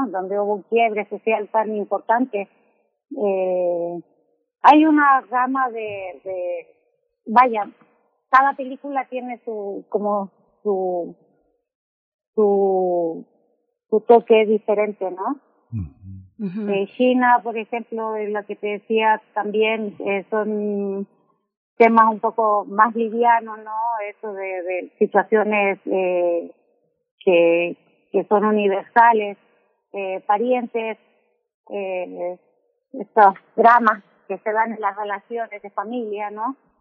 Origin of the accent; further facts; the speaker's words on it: Chile; moved away as an adult; now in Mexico; soy chilena, eh, pero llevo 16 años acá